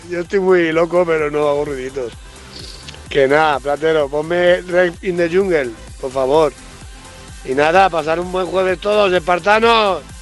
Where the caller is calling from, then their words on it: La Solana, Castilla-La Mancha, Spain; de la Solana, provincia de Ciudad Real.